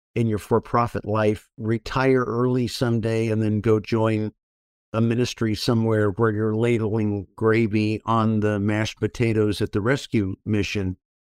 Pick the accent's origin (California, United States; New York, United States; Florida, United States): California, United States; Orange County; Born and raised in Orange County, California.